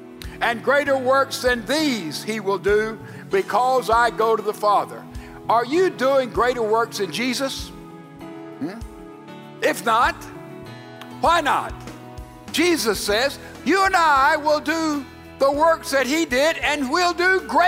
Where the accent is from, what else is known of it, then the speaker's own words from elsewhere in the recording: Laurel, Mississippi, United States; That's about the distance from here to my hometown of Laurel, Mississippi.